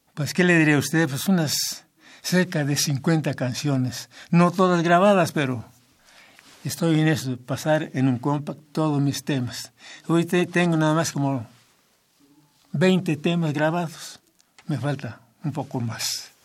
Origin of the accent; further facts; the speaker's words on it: Tezicapán, State of Mexico, Mexico; soy de un pueblo muy pequeño, pero eh, mi tierra, muy hermosa para mí, es mi pueblo, ¿verdad? Se llama Tezicapán.